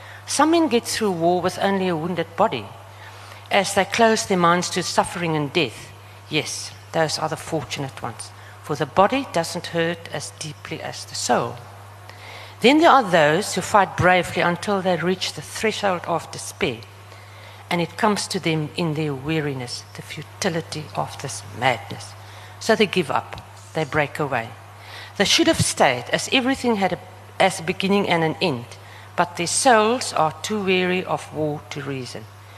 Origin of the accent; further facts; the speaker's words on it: Namibia; accent: Namlish; But remember, I speak Namlish, and my accent is also very...